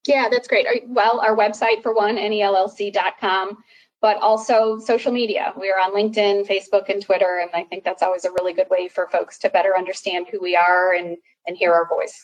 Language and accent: English; Chicago, Illinois, United States; moved away as an adult; also born or lived in Boston / Durham; I moved from Boston back to Chicago, outside of Chicago, where I live now, which is where I grew up